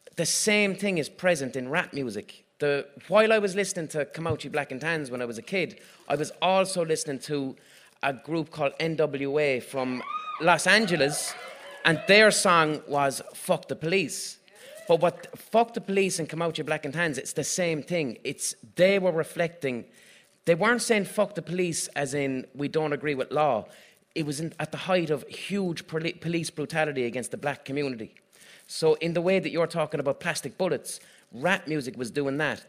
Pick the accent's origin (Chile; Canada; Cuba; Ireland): Ireland; Limerick, Munster; I'm from Limerick